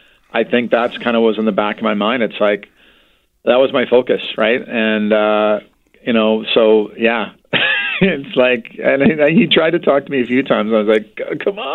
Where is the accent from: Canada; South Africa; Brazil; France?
Canada; Vancouver, British Columbia; I'm born and raised in Vancouver